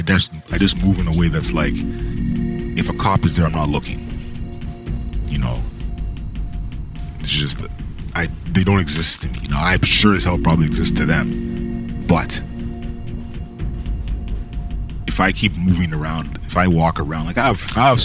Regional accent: Canada; I'm Canadian

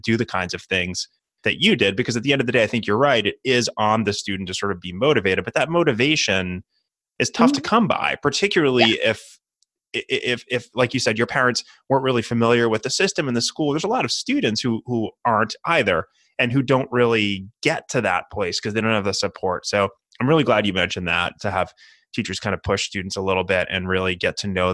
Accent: New Hampshire, United States; my home state of New Hampshire

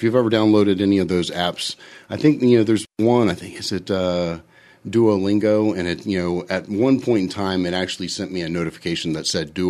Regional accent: Washington, District of Columbia, United States; moved away as an adult; I'm actually originally from Washington, D.C. So grew up there. That's where I spent most of my formative years.

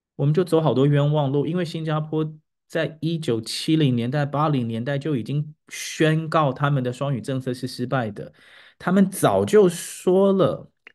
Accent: Taiwan; 我们台湾人的母语

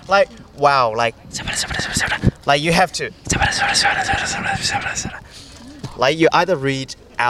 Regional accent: China; moved away; I grew up in China.

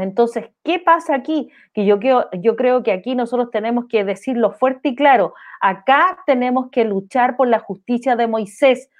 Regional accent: Chile; todos somos chilenos acá

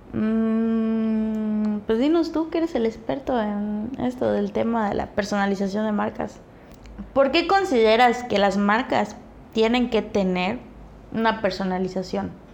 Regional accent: Chetumal, Quintana Roo, Mexico; de donde soy, ¿no? De Chetumal

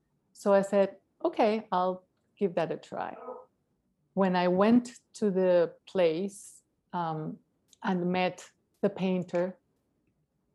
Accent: Caracas, Capital District, Venezuela; moved away; I'm from Caracas, Venezuela

